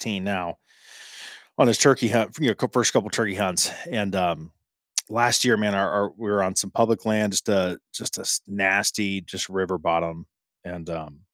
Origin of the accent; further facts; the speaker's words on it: Central Ohio, United States; I'm from Ohio. I'm from Central Ohio